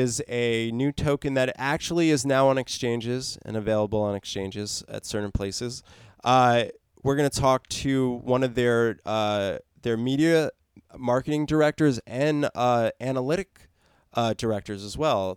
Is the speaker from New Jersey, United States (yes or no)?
yes; New Jersey, United States; New Jersey, my hometown